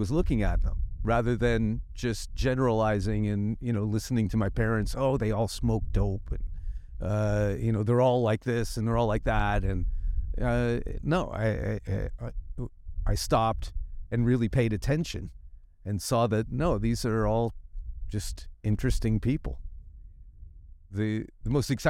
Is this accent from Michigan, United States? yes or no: no; San Francisco, California, United States; when I grew up in San Francisco, there was hippies everywhere